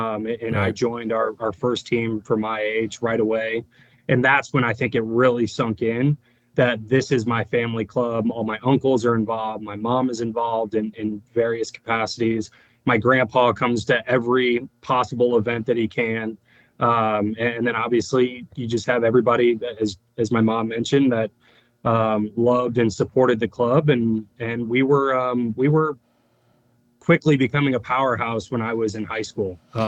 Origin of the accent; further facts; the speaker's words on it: St. Louis, Missouri, United States; moved away; also born or lived in Cleveland; I was from St. Louis and played in St. Louis